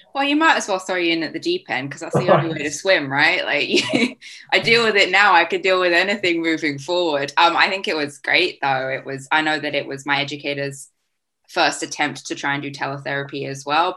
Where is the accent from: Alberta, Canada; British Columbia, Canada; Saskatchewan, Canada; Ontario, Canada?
British Columbia, Canada; Vancouver; moved away as an adult; now in Leeds, United Kingdom; I am from Vancouver, Canada